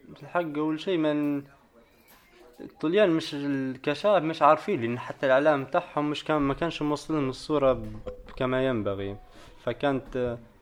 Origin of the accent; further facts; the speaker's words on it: Tripoli, Tripoli District, Libya; moved away as an adult; now in Italy; أنا من طرابلس